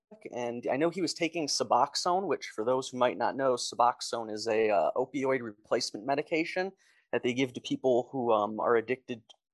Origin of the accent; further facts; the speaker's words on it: Detroit, Michigan, United States; moved away as an adult; now in Kansas, United States; I grew up in Michigan, Metro Detroit area